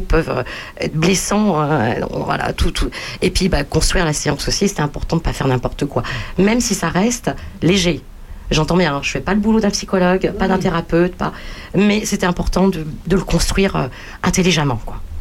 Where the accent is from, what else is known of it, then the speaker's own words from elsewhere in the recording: Bagneux, Île-de-France, France; je suis né à Bagneux, région parisienne